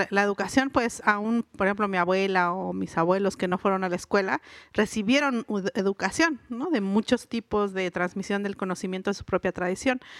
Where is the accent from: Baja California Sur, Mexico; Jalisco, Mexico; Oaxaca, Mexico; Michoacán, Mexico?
Oaxaca, Mexico; first language Mixe; Spanish is a second language; yo no fui alfabetizada en, mi lengua materna, que es el ayú, que el mije.